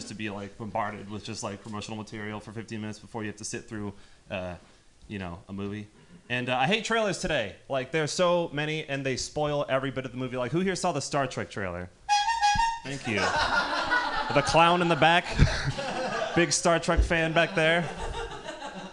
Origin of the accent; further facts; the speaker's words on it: Marin County, California, United States; I'm from Marin County